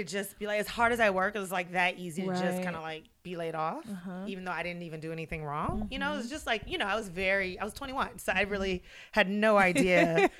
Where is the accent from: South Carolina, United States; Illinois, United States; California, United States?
California, United States; Inglewood; I grew up in Inglewood, California.